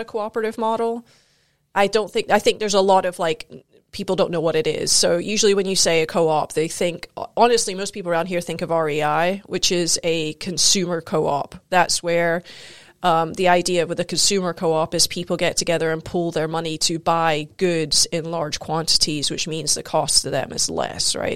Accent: Scotland, United Kingdom; moved away as an adult; also born or lived in South Carolina, United States; now in United States; I grew up both in South Carolina and in Scotland

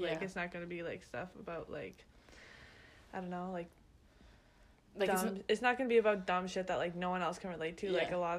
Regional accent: London, Ontario, Canada; moved away as an adult; now in Maine, United States; I'm from London, Ontario, which is in Canada. But we both go to school here in Maine.

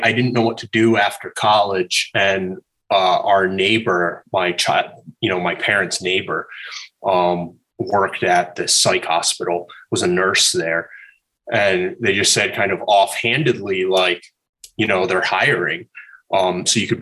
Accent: Southern New England, United States; moved away as an adult; also born or lived in New York City; I grew up in Southern New England. Like, okay. Most of my family is from Rhode Island. And so I grew up kind of in the boonies in maybe like 3 hours, 3.5 hours from the city, east of the city.

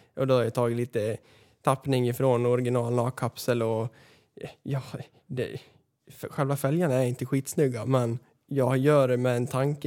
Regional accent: Västerås, Västmanland, Sweden; uppväxt här på f, flygfältet i Västerås

